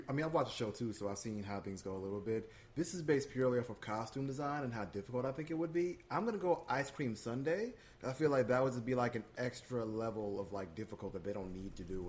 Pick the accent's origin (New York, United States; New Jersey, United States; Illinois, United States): Illinois, United States; Chicago; here in my hometown of Chicago, Illinois